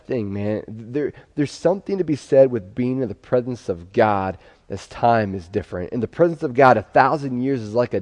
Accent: Pennsylvania, United States; growing up in Pennsylvania, we had a unique way of grief

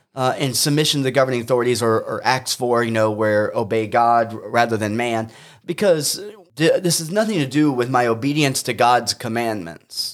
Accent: United States; as an American Christian

